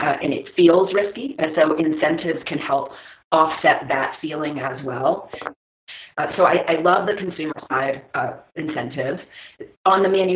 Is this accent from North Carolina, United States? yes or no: no; Maryland, United States; I grew up in Maryland